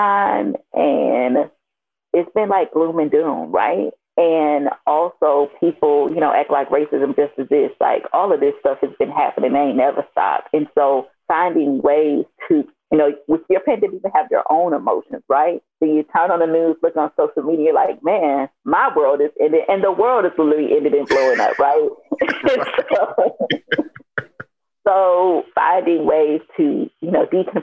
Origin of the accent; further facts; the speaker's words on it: Miami, Florida, United States; now in Atlanta, United States; I'm from Miami